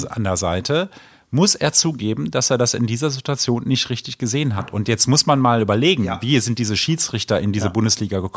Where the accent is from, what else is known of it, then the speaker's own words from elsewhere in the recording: Rhineland, Germany; also ich bin ja Rheinländer und insofern